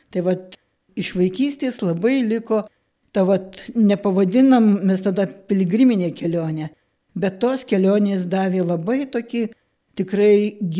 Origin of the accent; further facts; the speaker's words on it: Kelmė, Šiauliai County, Lithuania; Susirinko jaunimėlis mano tėviškiai pas tėvelius. Mama, prisimenu, išvirė vakarienę, pavalgėm visi ir 11 val. iškeliavom iš kelmės pėstute į Šiluvą.